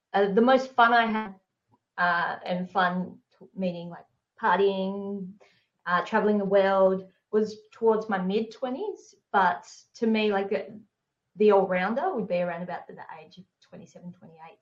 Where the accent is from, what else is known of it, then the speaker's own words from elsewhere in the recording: Hobart, Tasmania, Australia; I grew up in Hobart